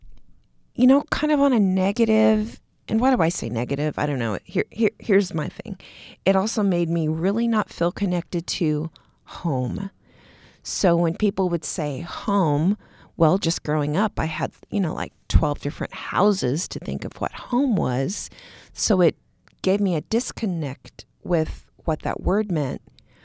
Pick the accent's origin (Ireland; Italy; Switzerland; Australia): Italy; born there; also born or lived in Texas / Kansas / Germany / Montana; So my dad was in the Air Force. I was born in Italy. Then we moved to Texas. Then my mom and I stayed in Kansas while my dad went to Vietnam. Then we moved to Germany.